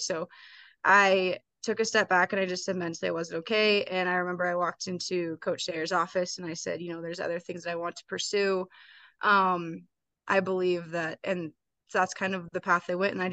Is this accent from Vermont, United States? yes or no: no; Missoula, Montana, United States; Missoula was a great town to grow up